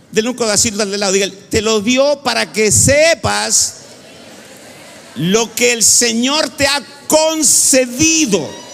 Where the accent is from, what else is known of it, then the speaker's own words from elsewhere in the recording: Chile; En Chile le decimos cabezonas